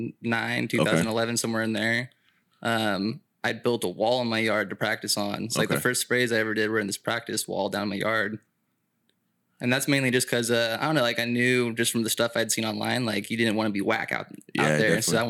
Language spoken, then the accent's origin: English; California, United States; Yeah, so I grew up like around Santa Cruz County, but I grew up like in the sticks. So we weren't in town or anything. We're out in the mountains and the forest.